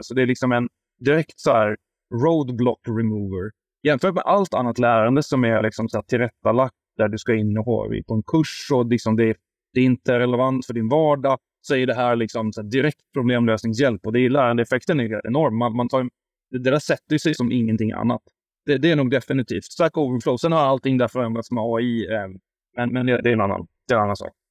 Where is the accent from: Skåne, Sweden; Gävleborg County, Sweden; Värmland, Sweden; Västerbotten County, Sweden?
Värmland, Sweden; also born or lived in Stockholm; now in Huddinge, Sweden; jag är värmlänning